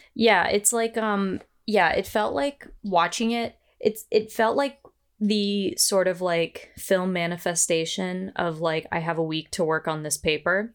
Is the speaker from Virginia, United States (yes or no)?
yes; Northern Virginia, United States; I grew up in Northern Virginia